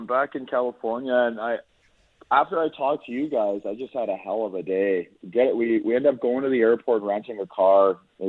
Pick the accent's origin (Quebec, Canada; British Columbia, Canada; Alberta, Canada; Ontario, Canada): Ontario, Canada; Niagara; moved away; also born or lived in Winnipeg, Canada; I'm from Niagara